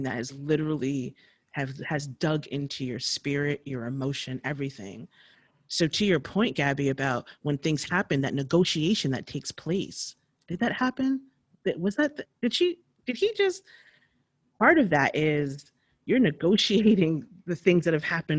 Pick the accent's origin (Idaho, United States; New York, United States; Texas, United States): New York, United States; moved away as an adult; now in Bay Area, United States; growing up in New York and going on the Metro North